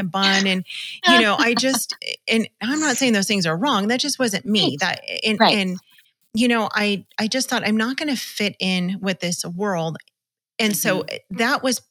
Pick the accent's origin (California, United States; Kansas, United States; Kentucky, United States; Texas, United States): California, United States; Los Angeles; We're from Los Angeles, so we were in LA County